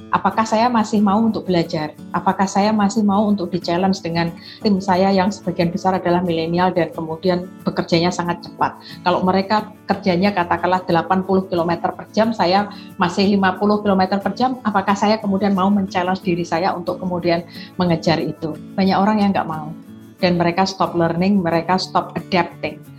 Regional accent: Semarang, Central Java, Indonesia; saya dari Semarang

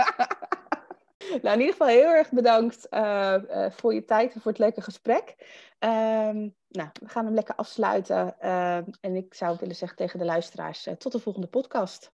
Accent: Netherlands; we zijn Nederlanders

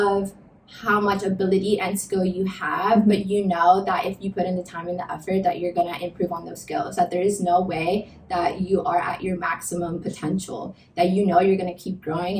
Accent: Miami, Florida, United States; moved away; also born or lived in Boston; growing up in Miami and going to school in Boston

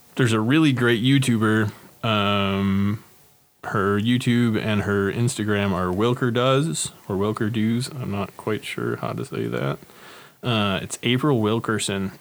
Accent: Northfield, Minnesota, United States; my hometown opened like three breweries in the last eight months

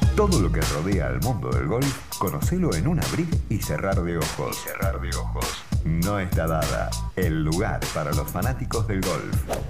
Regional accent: Argentina; a los argentinos

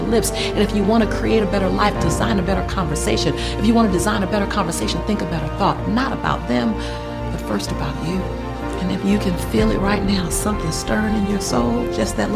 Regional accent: Los Angeles, California, United States; I'm a girl from South Central LA. Living between the Harlem Crip 30s and the Rolling 60s. Had three fights a week to get home from school

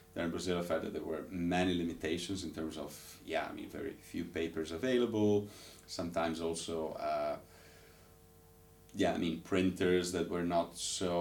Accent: Ravenna, Emilia-Romagna, Italy; being born and raised in Italian city, there's Ravenna

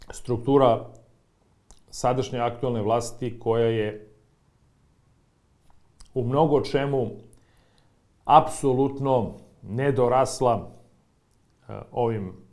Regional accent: Serbia; ovde kod nas u Srbiji

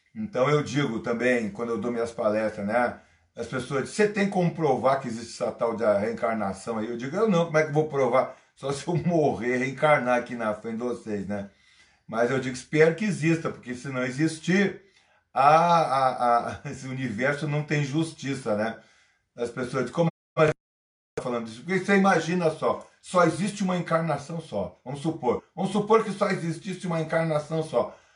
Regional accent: Brazil; homem nascido no Brasil

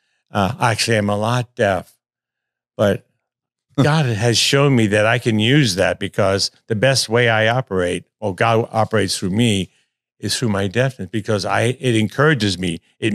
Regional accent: Providence, Rhode Island, United States; born there; Well, I started out as a child. Yeah, I was born in actually Providence, Rhode Island.

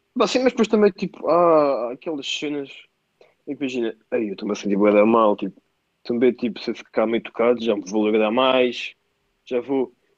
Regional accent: Anissara, Lisbon, Portugal; sou de Anissara, mas estava no colégio Miramar.

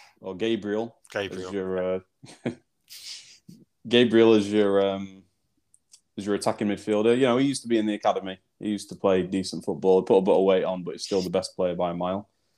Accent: South Africa; I'm actually South African.

